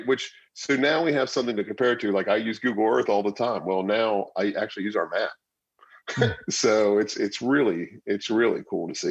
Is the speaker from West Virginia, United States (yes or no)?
yes; Morgantown, West Virginia, United States; also born or lived in Fairfax / New York City; I've been here since I was two. So I've been in Morgantown.